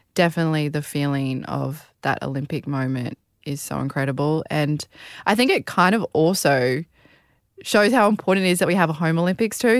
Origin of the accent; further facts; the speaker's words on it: Australia; being a Australian